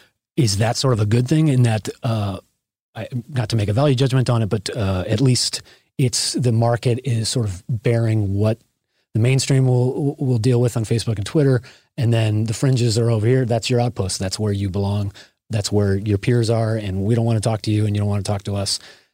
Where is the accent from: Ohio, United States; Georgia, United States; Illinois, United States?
Illinois, United States; Chicago; You know, I grew up in Chicagoland area, and I remember the Illinois Nazis and Skokie.